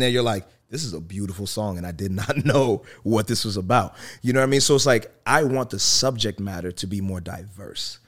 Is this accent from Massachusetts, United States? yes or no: yes; Worcester, Massachusetts, United States; I grew up in Worcester. And Worcester, Massachusetts